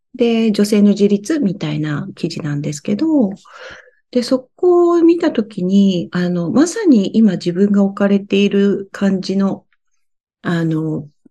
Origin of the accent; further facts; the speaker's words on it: Fukushima, Japan; 私、福島の出身なんですね。